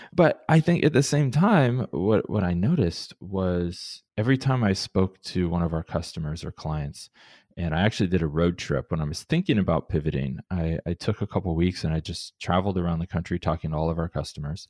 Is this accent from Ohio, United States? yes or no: yes; Columbus, Ohio, United States; moved away as an adult; also born or lived in Cleveland, Ohio; now in Portland, United States; when I grew up in Columbus, so I'm, I'm an Ohio boy through and through